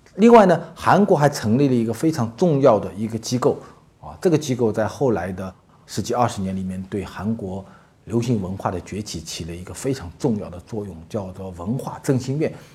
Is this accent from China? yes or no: yes; China; 我们中国人